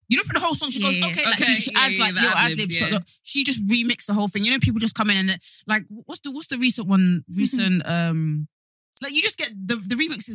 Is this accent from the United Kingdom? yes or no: yes; Essex, East of England, United Kingdom; I'm from Essex.